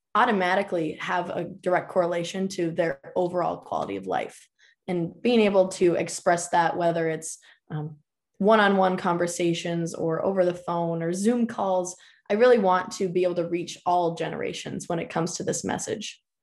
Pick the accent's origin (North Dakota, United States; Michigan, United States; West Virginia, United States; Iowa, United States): North Dakota, United States; Minot; now in Grand Forks, United States; I actually did my undergrad at Minot State University. That's my hometown